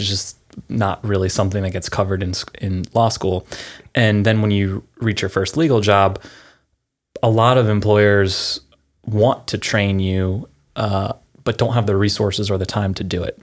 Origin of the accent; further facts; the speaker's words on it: Pennsylvania, United States; moved away as an adult; now in California, United States; I'm from Pennsylvania originally, moved out here in two thousand seven